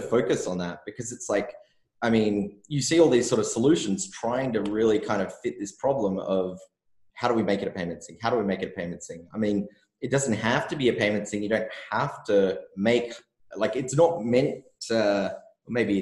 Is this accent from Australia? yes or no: yes; Australia; I'm from Australia where everyone gambles on everything all the time.